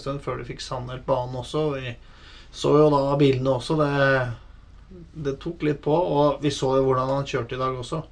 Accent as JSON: {"language": "Norwegian", "country": "Norway", "said": "vi er fra Norge og Norden"}